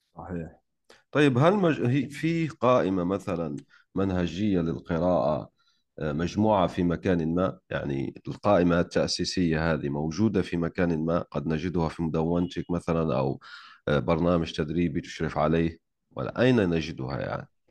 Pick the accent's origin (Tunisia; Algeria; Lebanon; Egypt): Algeria; أنا جزائري